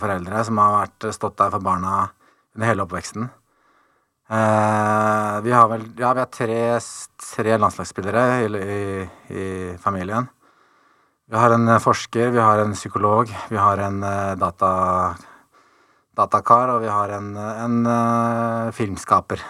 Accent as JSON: {"language": "Norwegian", "town": "Tønsberg", "region": "Vestfold", "country": "Norway", "tie": "born or raised there", "moved": "as an adult", "said": "Jeg ble født i Tønsberg"}